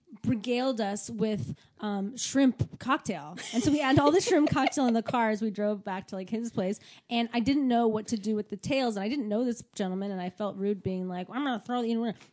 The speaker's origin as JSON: {"language": "English", "region": "Maryland", "country": "United States", "tie": "born or raised there", "also_born_or_lived": "Washington, D.C.", "said": "I grew up in Maryland. No, I grew up a Presbyterian. In Maryland."}